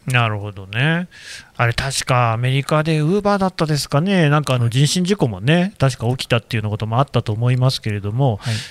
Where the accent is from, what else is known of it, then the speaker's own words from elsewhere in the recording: Nagoya, Aichi, Japan; moved away; 僕もあの、まあ、名古屋というか、愛知県の出身なんですけど